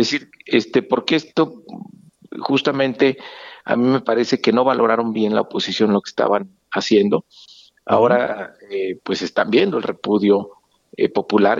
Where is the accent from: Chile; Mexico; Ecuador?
Mexico